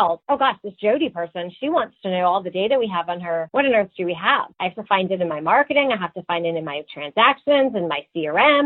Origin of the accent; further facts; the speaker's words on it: Connecticut, United States; growing up in Connecticut